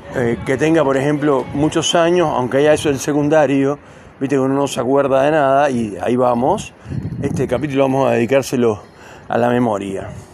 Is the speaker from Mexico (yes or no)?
no; Cuba; now in Neuquén, Argentina; yo nací en Cuba